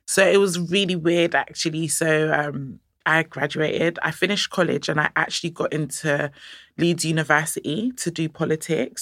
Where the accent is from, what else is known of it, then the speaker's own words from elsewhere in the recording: Nigeria; I'm Nigerian